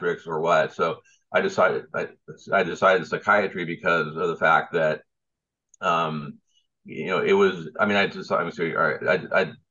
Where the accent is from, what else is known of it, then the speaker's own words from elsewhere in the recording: South Bay area, Southern California, United States; also born or lived in New York; I grew up in Southern California, in the South Bay area, and all up and down the South Bay